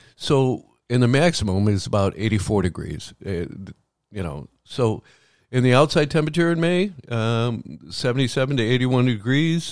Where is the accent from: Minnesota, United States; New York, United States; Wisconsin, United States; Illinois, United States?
Illinois, United States; Chicago; now in Florida, United States; Growing up in Chicago in the summers, the summers were hotter than the summers here in Florida